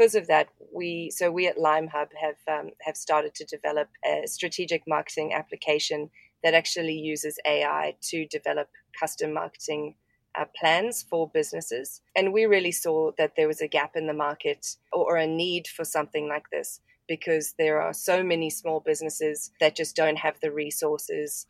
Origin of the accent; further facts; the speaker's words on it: South Africa; now in Brisbane, Australia; I'm actually a South African. I grew up in South Africa and live in Australia at the moment.